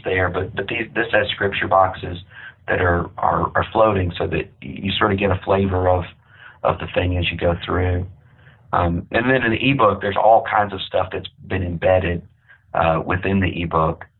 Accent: Amarillo, Texas, United States; I grew up in Amarillo, Texas

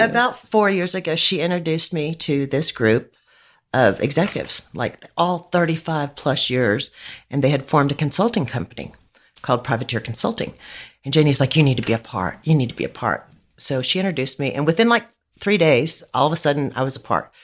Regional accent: Midland, Texas, United States; I grew up in Midland

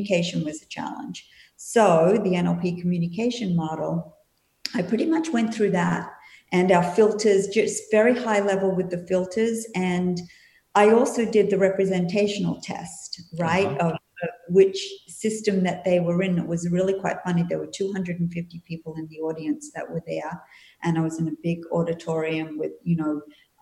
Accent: Perth, Western Australia, Australia; also born or lived in Sydney, Australia / Melbourne, Australia / New Zealand; now in Florida, United States; I was originally from Perth. I was born in Perth and I lived in Sydney and Melbourne and New Zealand for 5 years before coming to the US.

